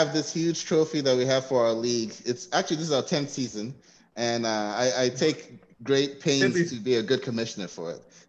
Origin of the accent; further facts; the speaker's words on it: Nigeria; I'm from Nigeria.